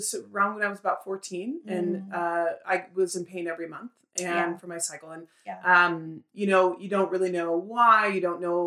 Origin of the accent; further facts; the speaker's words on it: Seattle, Washington, United States; moved away as an adult; now in Dallas, United States; I am from Seattle originally. I just moved here to Dallas last June